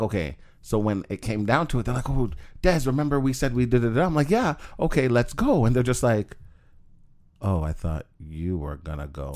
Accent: Jamaica; moved away; Jamaica. I was born there. My mom's from there. I'm Jamaican.

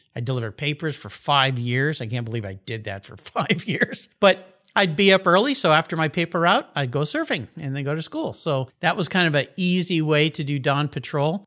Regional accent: La Jolla, California, United States; also born or lived in Tulsa, Oklahoma / Tucson, Arizona / Del Mar, California; they went further west to La Jolla, California

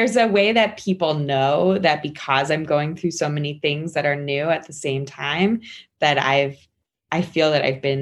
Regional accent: Maryland, United States; moved away as an adult; also born or lived in New York; now in Harrisburg, United States; I went from my newly moved in home in Harrisburg to Maryland, where I am from

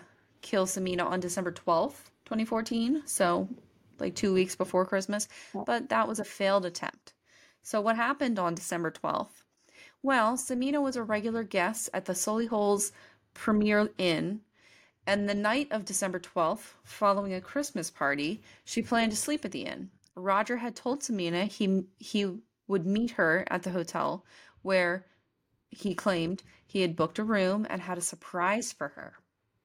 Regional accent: Leicester, East Midlands, United Kingdom

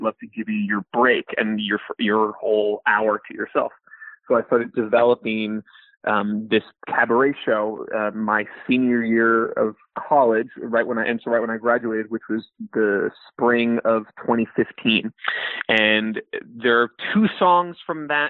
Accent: San Francisco, California, United States; I'm from the Bay Area, San Francisco proper

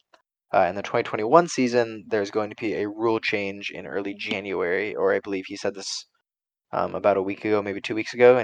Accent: California, United States; also born or lived in Texas; I'm from California

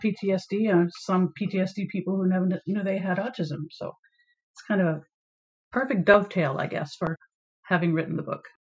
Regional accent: Maine, United States; came back to my home state of Maine

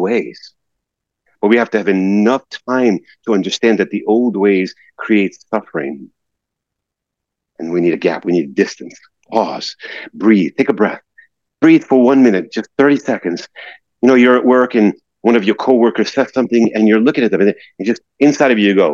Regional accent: New York, United States; living in New York and growing up in New York and being around driving in New York

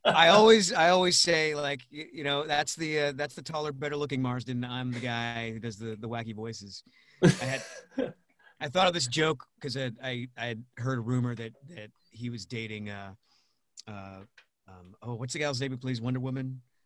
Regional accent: Rhode Island, United States; moved away; also born or lived in Pittsburgh; I'm from Rhode Island originally. I grew up there, lived in Pittsburgh for a couple of years

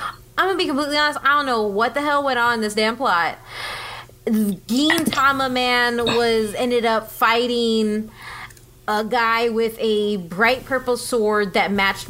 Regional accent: United States; I'm American.

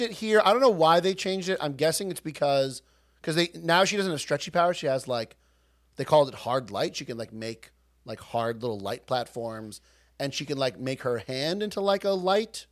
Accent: Long Island, New York, United States; We're from Long Island.

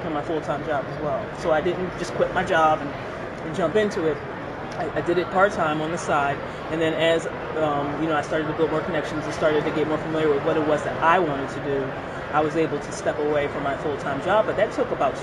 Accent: Philadelphia, Pennsylvania, United States; moved away as an adult; also born or lived in Boston, Massachusetts; now in Massachusetts, United States; I'm originally from Philadelphia, so I grew up in South Philly.

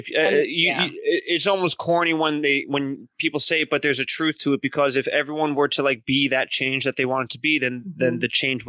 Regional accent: New York, United States; like a proper New York Italian, I say mozzarella because I'm still American.

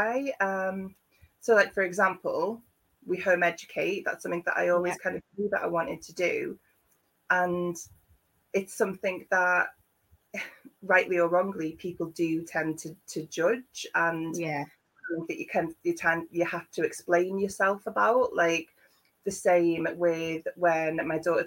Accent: Liverpool, North West England, United Kingdom; moved away as an adult; now in Devon, United Kingdom; I'm from Liverpool originally. I've lived in Devon for the last 15 years.

